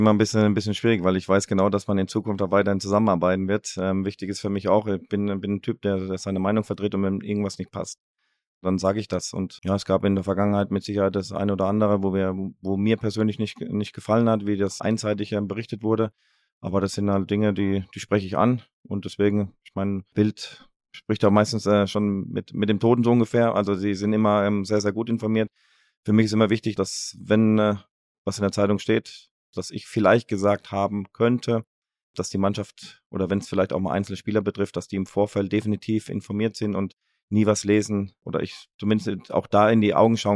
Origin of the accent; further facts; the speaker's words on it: Baden-Württemberg, Germany; also born or lived in Ruhr area; aber ich bin Badenser und das werde ich auch immer bleiben. Ähm, das, ist, das ist meine Heimat. Ruhrgebiet hat mich, hat mich geprägt, mein halbes Leben hier verbracht.